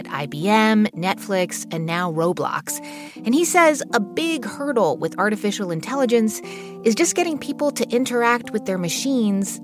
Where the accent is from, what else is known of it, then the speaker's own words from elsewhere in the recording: New Jersey, United States; I grew up in New Jersey